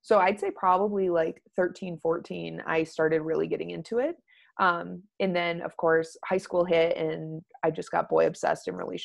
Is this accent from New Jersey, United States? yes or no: no; Wyoming, United States; I grew up out in Wyoming, like spending time out here.